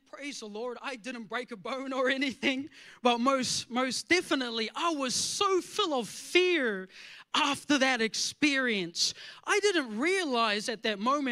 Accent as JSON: {"language": "English", "country": "New Zealand", "tie": "born or raised there", "moved": "yes", "said": "I grew up in New Zealand as a country boy."}